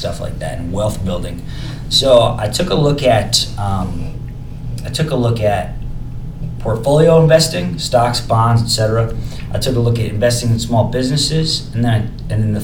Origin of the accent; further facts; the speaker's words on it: upstate New York, United States; moved away as an adult; also born or lived in New Jersey; now in Austin, United States; I grew up in New Jersey for about 4 years, and then I moved to upstate New York, where I lived on a farm